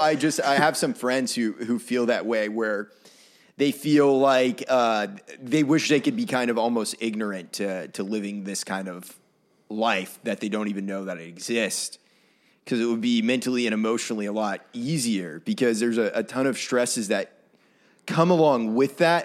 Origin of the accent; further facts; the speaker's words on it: Maine, United States; moved away as an adult; now in Nashville, United States; I had some really, really awesome mentors growing up in Maine